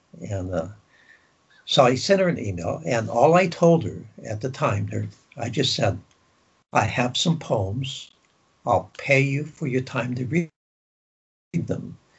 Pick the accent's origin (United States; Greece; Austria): Greece; born there; But when I was born in Greece